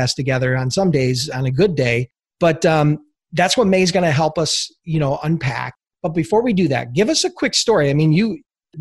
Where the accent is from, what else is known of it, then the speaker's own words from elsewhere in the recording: Buffalo, New York, United States; I am from Buffalo